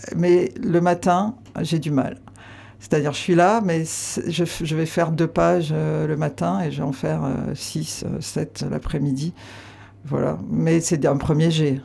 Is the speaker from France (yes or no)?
yes; Aveyron, Occitania, France; now in Landes, France; j'ai grandi à Navéron mais je, me sens plus euh, landaise depuis toujours qu'avéronaise